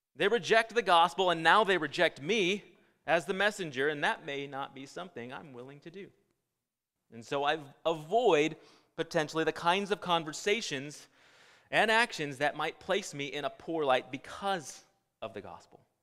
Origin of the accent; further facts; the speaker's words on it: California, United States; I was born and raised in California.